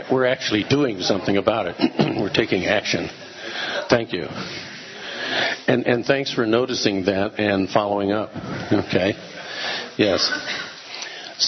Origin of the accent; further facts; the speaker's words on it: United States; I was from America